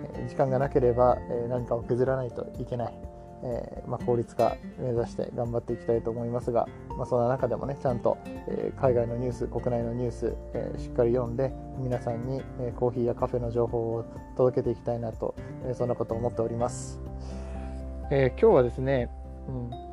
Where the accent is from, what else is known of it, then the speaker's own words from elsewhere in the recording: Nagoya, Aichi, Japan; 僕名古屋の出身なんでモーニングの文化もあって